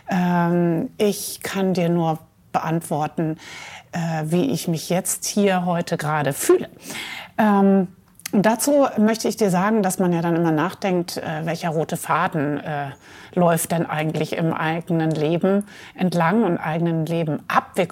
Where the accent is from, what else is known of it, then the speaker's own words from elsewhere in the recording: Mainz, Rhineland-Palatinate, Germany; born there; Ja, ich bin geboren in Mainz am Rhein, mhm. äh, die Stadt, äh, wo Gutenberg herkommt.